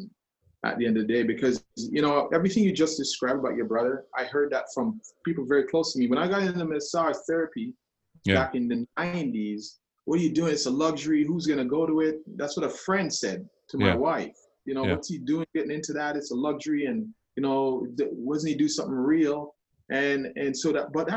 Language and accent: English; Jamaica; being Jamaican, that's also like, really, you don't accept help.